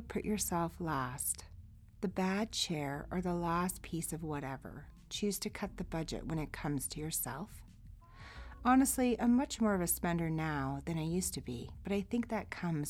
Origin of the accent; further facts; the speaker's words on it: Northern Alberta, Canada; also born or lived in Jasper / Saskatchewan / Edmonton; So I grew up in Northern Alberta.